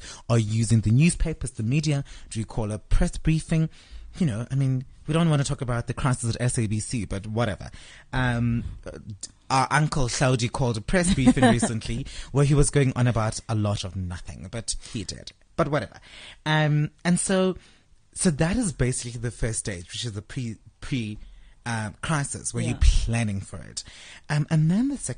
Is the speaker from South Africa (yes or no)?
yes; South Africa; my tax money as a South African citizen paying tax